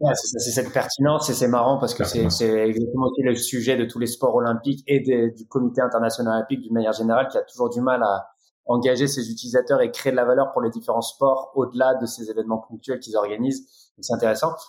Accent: France; on est français

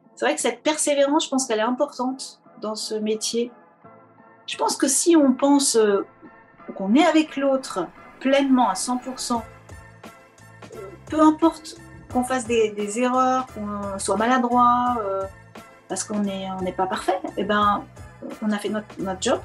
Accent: Poitiers, Nouvelle-Aquitaine, France; moved away as an adult; also born or lived in Paris; je viens de Poitou-Charentes, donc j'ai fait euh, la fac de musicologie à Poitiers, exactement où je suis née

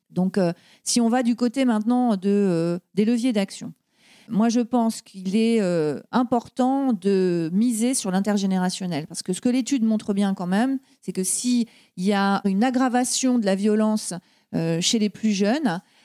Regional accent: Brittany, France; moved away; je suis bretonne de naissance et puis bretonne de cœur, puisque euh, je suis revenue euh, vivre en Bretagne.

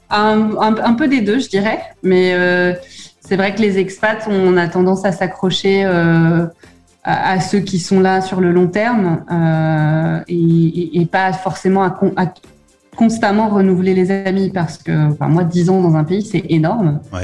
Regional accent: France; moved away as an adult; en tant que bon Français

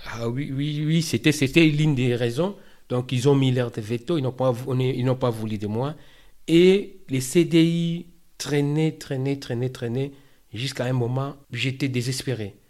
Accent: Kinshasa, DR Congo; moved away as an adult; now in France; je viens de la République démocratique du Congo, en Afrique centrale, particulièrement dans la ville de Kinshasa

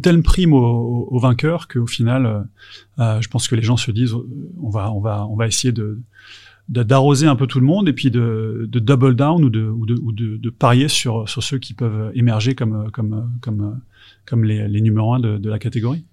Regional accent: France; en tant que Français

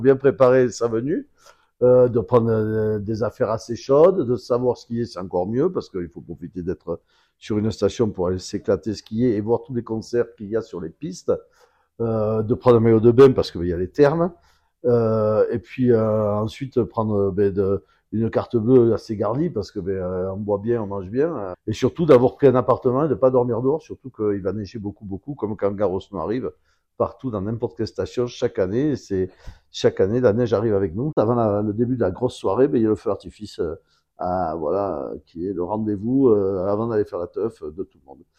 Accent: Bordeaux, Nouvelle-Aquitaine, France; also born or lived in Basque Country / South-West France; en tant que Bordelais

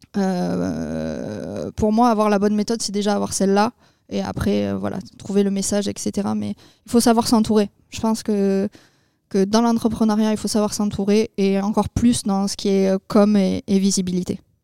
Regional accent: Agen, Nouvelle-Aquitaine, France; moved away as an adult; also born or lived in Bordeaux / London; je suis originaire d'Agen. je suis partie sur Bordeaux pour mes études.

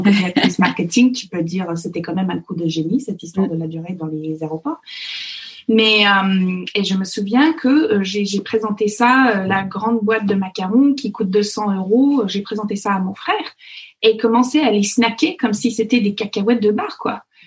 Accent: Fox Creek, Alberta, Canada; French is a second language; moved away as an adult; now in near Versailles, France; les gens de l'Alberta ou le Fox Creek, là où j'ai grandi

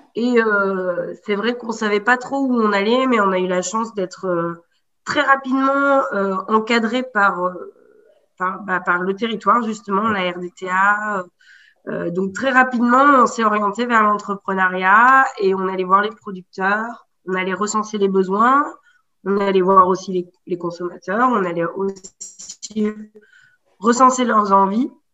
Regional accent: Haute-Loire, near Brassac-les-Mines, Auvergne-Rhône-Alpes, France; also born or lived in Paris; J'ai grandi là, en Haute-Loire. Dans le, plus précisément en termes de territoire, dans le bassin minier, vers Brassac-les-Mines.

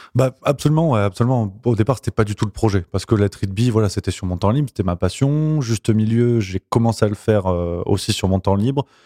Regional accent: Nîmes, Occitania, France; moved away as an adult; also born or lived in Avignon / Toulouse; je viens d'Avignon, je suis d'Avignon, j'ai grandi du côté de Nîmes.

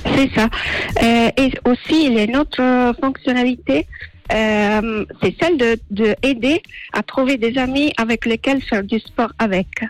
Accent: Sardinia, Italy; French is a second language; moved away; je viens d'Italie, Sardaigne exactement

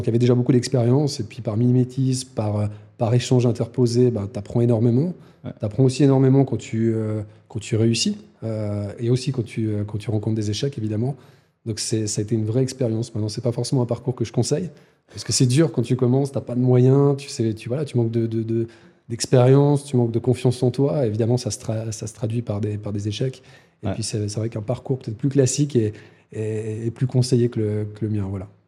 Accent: Lausanne, Vaud, Switzerland; also born or lived in Valais; je suis un enfant de Lausanne, un enfant de Puy

